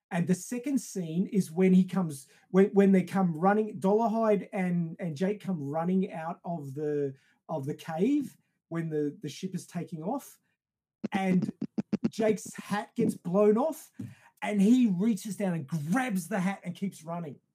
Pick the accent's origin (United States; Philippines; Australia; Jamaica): Australia; I come from Australia